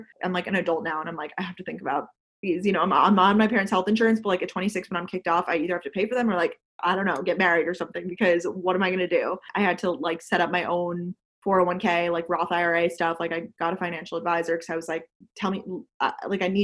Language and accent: English; Long Island, New York, United States; also born or lived in Georgia / Boston; I went to school in Georgia, but I'm from Long Island. And now I live in New York City.